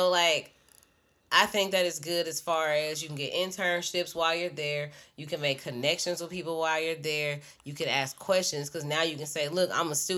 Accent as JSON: {"language": "English", "town": "Shreveport", "region": "Louisiana", "country": "United States", "also_born_or_lived": "Dallas", "moved": "yes", "said": "I'm from Shreveport"}